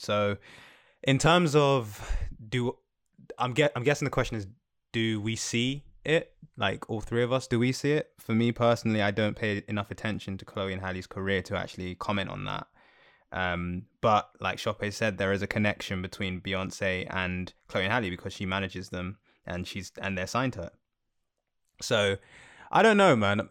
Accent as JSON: {"language": "English", "country": "Jamaica", "said": "as a Jamaican"}